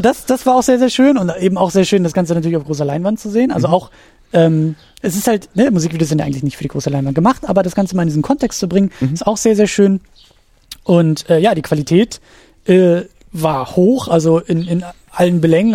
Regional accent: Schleswig-Holstein, Germany; als gebürtiger Schleswig-Holsteiner

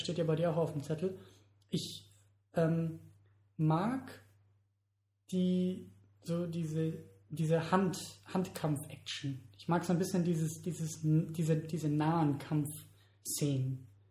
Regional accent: Germany; für uns als Deutsche

